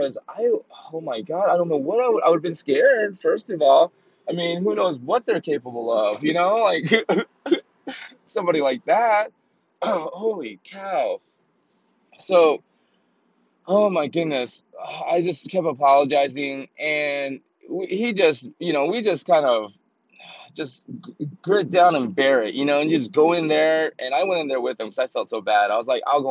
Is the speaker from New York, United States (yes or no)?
no; Atlanta, Georgia, United States; it was on Ralph David Abernathy Road in the West End of Atlanta. And I thrive there, baby. That's my home. Know what I'm saying? That's my hometown